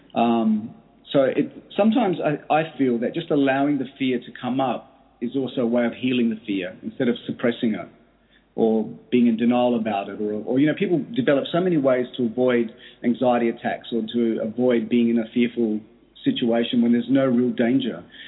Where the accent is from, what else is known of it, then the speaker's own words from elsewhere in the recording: Australia; I grew up in Australia from uh, my, my origin is Greek. My parents migrated to Australia